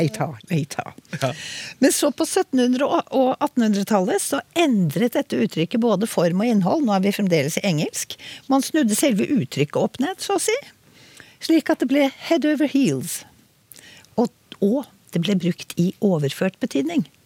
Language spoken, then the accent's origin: Norwegian; Oslo, Norway; selv om jeg er fra Oslo, så begge foreldrene mine var liksom eh, innvandret til Oslo